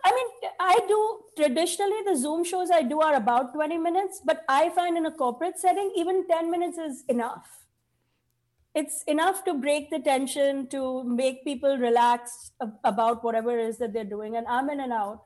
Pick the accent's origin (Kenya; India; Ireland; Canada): India; now in United States; I have so many kids because I'm Indian